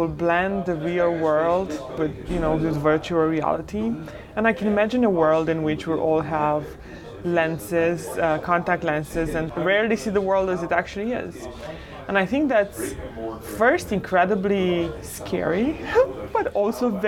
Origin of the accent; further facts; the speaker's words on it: Romania; moved away as an adult; now in United States; was born and raised in Romania during communism